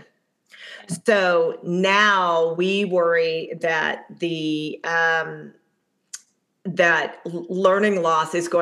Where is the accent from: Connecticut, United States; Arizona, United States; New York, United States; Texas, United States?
Connecticut, United States; Middletown; moved away; I'm from Middletown, Connecticut